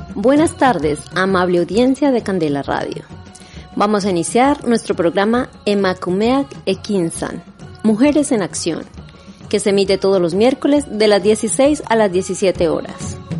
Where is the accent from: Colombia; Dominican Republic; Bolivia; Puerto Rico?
Colombia; now in Biscay, Spain; soy de Colombia